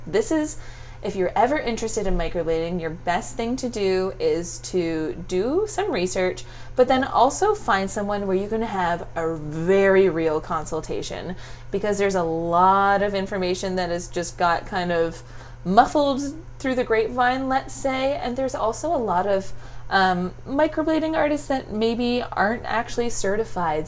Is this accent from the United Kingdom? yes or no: no; Stratford, Ontario, Canada; moved away as an adult; also born or lived in Windsor, Canada; now in Toronto, Canada; I grew up in Stratford, a little like artsy fartsy eccentric little place.